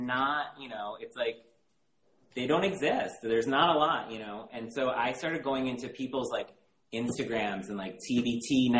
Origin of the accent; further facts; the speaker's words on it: Michigan, United States; moved away; also born or lived in Chicago; I grew up in Michigan. Okay. And I had only lived there for like from 99 to 03.